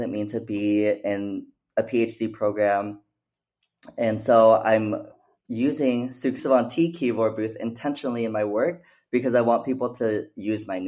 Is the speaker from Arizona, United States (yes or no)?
yes; Phoenix, Arizona, United States; moved away; also born or lived in Mesa, Arizona / Oregon; I was actually born and raised in Phoenix, Arizona